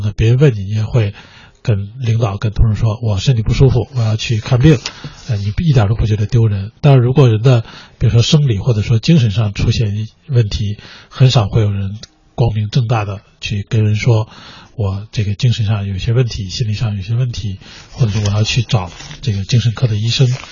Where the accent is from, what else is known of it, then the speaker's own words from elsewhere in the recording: China; 我们中国人